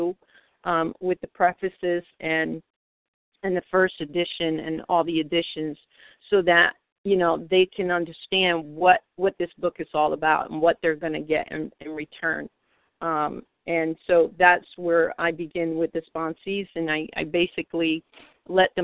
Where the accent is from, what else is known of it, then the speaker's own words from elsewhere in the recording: New York City, New York, United States; I come from Manhattan, New York. I live in the New York City area